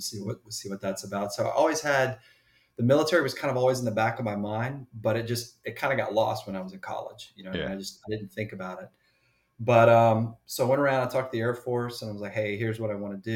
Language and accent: English; Grovetown, Georgia, United States; moved away as an adult; also born or lived in North Carolina; So I grew up outside of Augusta, Georgia. If people ask, I church it up and just say Augusta. But it was really Grovetown